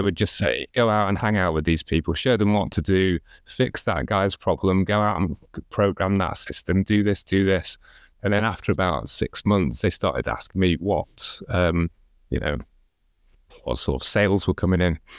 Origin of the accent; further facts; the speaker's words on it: Chester, North West England, United Kingdom; I grew up in Chester